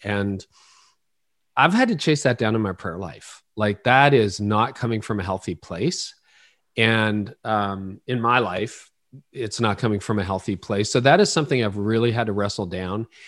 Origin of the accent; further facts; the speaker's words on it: Ontario, Canada; also born or lived in Oro-Medonte, Ontario; I was born in Canada